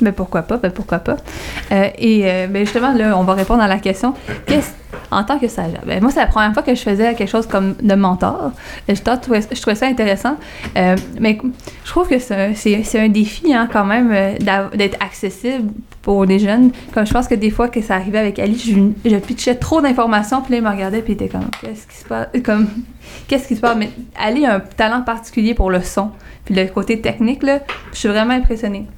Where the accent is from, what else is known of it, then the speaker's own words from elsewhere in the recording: Montreal, Quebec, Canada; moi aussi je viens de Verdun